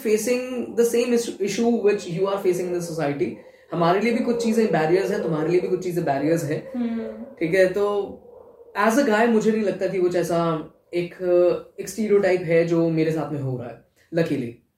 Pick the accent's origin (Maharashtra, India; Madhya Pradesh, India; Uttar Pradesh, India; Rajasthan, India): Rajasthan, India; Jaipur; moved away as an adult; also born or lived in Mumbai; मैं यहाँ आ गया कि मेरा होम टाउन है